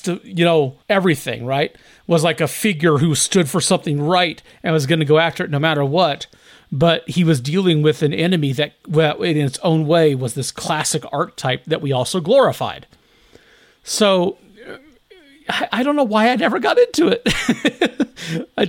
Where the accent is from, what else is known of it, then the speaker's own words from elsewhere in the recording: Dodge City, Kansas, United States; growing up in Dodge City fucking Kansas